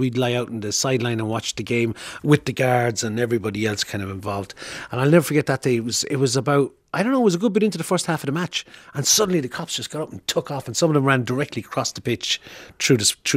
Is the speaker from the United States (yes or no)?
no; Thurles, Munster, Ireland; I'm from Thurles